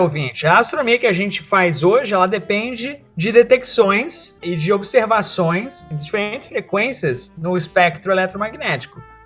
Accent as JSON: {"language": "Portuguese", "country": "Brazil", "said": "a gente é brasileiro"}